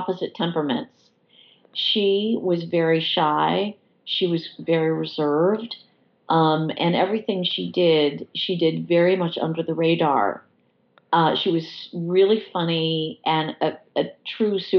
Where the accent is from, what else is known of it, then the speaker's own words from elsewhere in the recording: Freeville, New York, United States; moved away as an adult; also born or lived in London / Washington, D.C. / Chicago; I had always spent a lot of time in my hometown. My entire family lives here